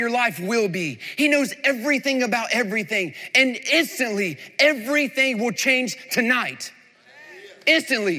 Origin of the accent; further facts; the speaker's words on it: North Carolina, United States; moved away as an adult; also born or lived in Florida / Tennessee; he pastored one of the largest churches in the same town I grew up in North Carolina